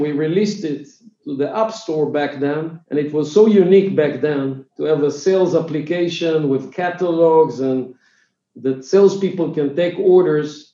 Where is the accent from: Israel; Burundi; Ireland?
Israel; English is a second language; i'm from israel if it was not clear from my accent so i'm israeli